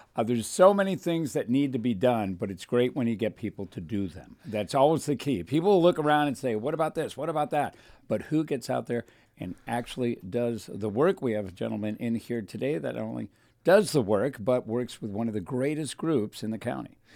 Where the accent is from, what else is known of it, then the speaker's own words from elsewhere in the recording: Thousand Oaks, California, United States; I got to, uh, Thousand Oaks when I was three